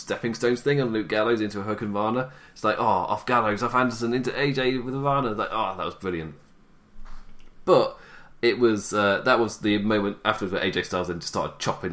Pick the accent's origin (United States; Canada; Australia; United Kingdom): United Kingdom; England; I'm English